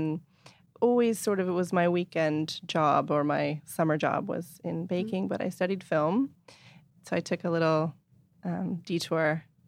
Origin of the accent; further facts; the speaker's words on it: Inverness, California, United States; also born or lived in Point Reyes Station; Well, actually, I was born in Point Reyes Station, but then we moved to Inverness, which is... You know, four miles away.